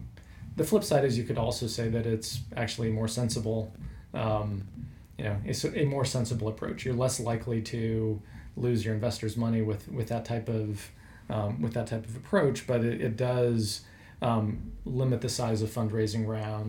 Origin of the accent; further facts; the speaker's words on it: American Midwest, United States; I grew up in the American Midwest. So culturally very similar, large agriculture presence.